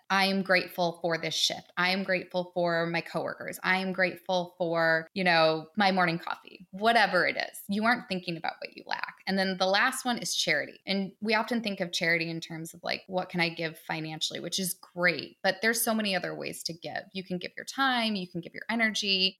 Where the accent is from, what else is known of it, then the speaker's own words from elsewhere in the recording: Detroit, Michigan, United States; I grew up outside of Detroit in the suburbs